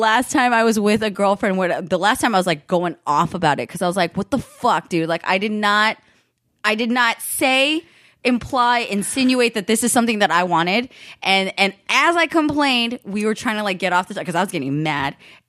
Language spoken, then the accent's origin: English; the Bay Area, California, United States; I'm from the Bay too, and it's just the same up there